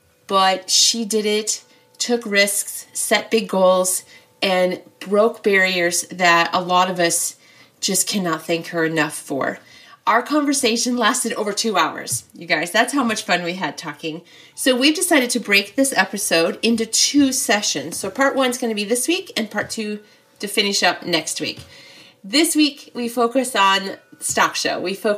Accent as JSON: {"language": "English", "town": "Mechanicsville", "region": "Iowa", "country": "United States", "tie": "born or raised there", "said": "I mean, I'm from Mechanicsville, so we're like practically neighbors still."}